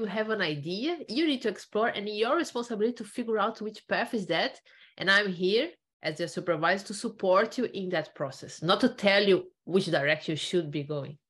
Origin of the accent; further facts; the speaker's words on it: Brazil; moved away as an adult; also born or lived in Ireland; I'm originally from Brazil. So I, uh-huh. I did my undergrad there, I did a master there, and then I decided in 2013 to do a PhD and I came to Ireland.